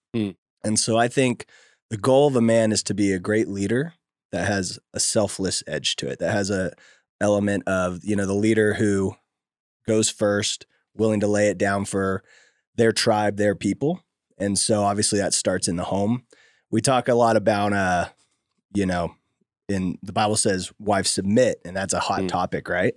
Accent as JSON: {"language": "English", "town": "Oakdale", "region": "California", "country": "United States", "tie": "born or raised there", "also_born_or_lived": "Bay Area, California / San Diego, California", "moved": "as an adult"}